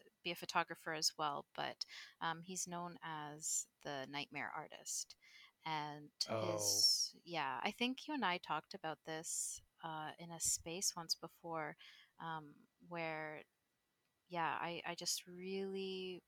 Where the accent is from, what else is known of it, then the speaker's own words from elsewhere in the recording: Guelph, Ontario, Canada; also born or lived in Rome, Italy; now in Toronto, Canada; most of my life, I grew up in a little city called Guelph, which is probably about an hour and a half west of Toronto